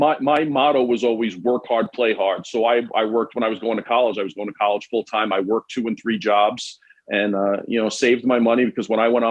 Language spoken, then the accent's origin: English; New York City, New York, United States; being born and raised in New York City